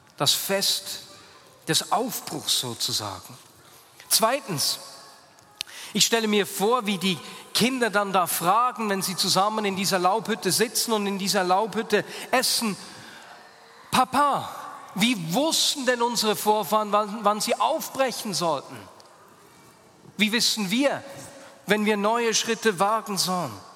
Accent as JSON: {"language": "German", "town": "Hasliberg", "region": "Bern", "country": "Switzerland", "tie": "born or raised there", "said": "meine Kindheit auf dem Hasliberg"}